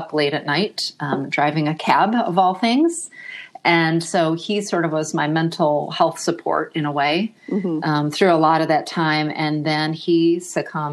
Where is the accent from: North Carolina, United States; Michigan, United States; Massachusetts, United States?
Michigan, United States; also born or lived in Australia; now in Austin, United States; I'm originally from Michigan and have lived around the globe, including a short stint in Australia